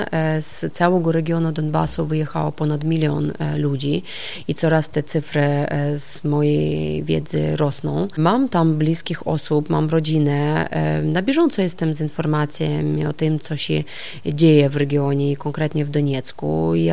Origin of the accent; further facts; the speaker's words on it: Donetsk, Donetsk Oblast, Ukraine; Zawsze czułam się tam przeszczęśliwie. Ja pochodzę z rodziny nauczycieli, historyka i tłumacza.